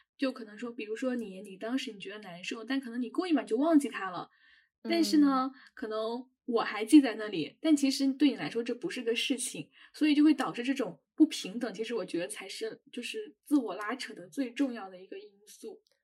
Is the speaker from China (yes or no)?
yes; China; 我们中国人